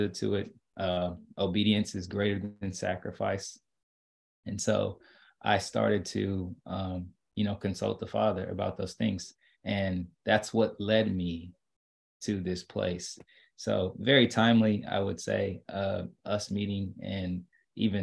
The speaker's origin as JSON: {"language": "English", "town": "Lawton", "region": "Oklahoma", "country": "United States", "tie": "born or raised there", "also_born_or_lived": "Shawnee, Oklahoma / Drake University (Iowa)", "moved": "as an adult", "said": "I was born in Shawnee, Oklahoma, but I was raised in Lawton, Oklahoma"}